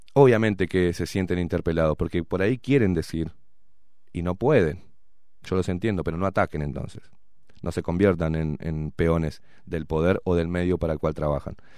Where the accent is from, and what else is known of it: Uruguay